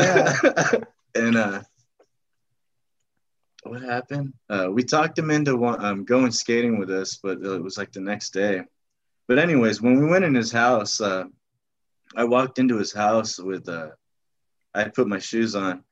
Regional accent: National City, California, United States; we're from National City.

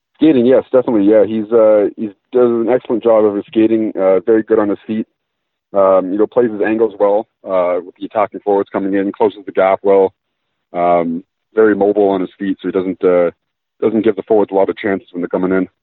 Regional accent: Ontario, Canada; I grew up in Ontario watching the Leafs

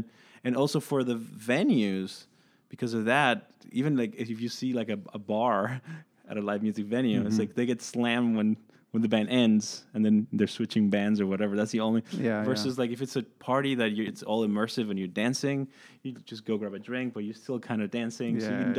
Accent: San Francisco, California, United States; growing up in San Francisco, like going out to like underground DJ

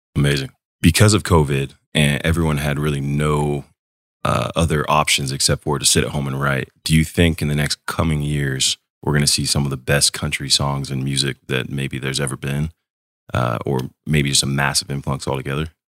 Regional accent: San Juan Capistrano, California, United States; moved away as an adult; I grew up in Orange County

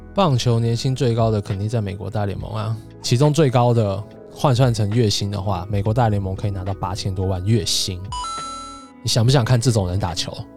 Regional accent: Taipei, Taiwan; 我们台北人

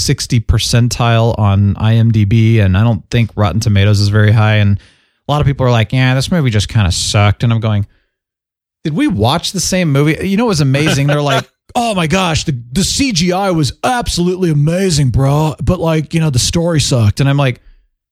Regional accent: Phoenix, Arizona, United States; moved away; I grew up in Phoenix.

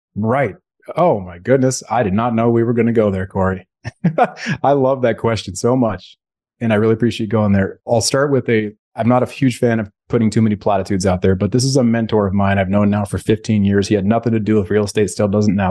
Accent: Bay Area, California, United States; Growing up in the Bay Area, California, that's where I'm sitting right now. I live in Alameda

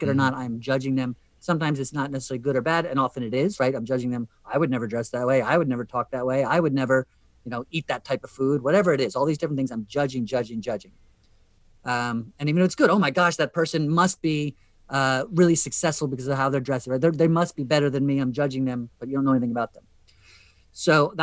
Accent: Western New Jersey, United States; I grew up in Western New Jersey, as I did

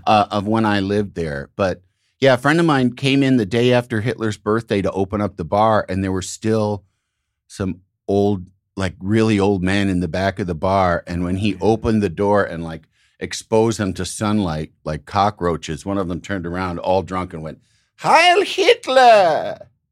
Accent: outside of Chicago, Illinois, United States; moved away; I grew up outside of Chicago

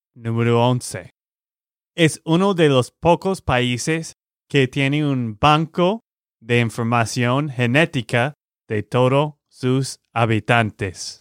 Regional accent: Texas, United States; de Texas, Estados Unidos

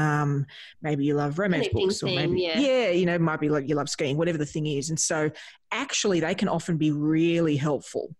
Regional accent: Australia; as an Australian

